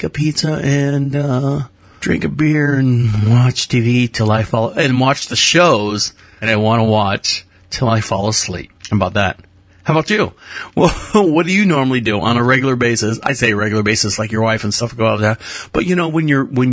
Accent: Florida, United States; now in North Carolina, United States; we are collectively from Florida and based in North Carolina

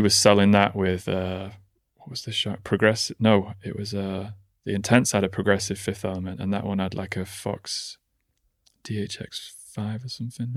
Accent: Nantwich, North West England, United Kingdom; born or raised there

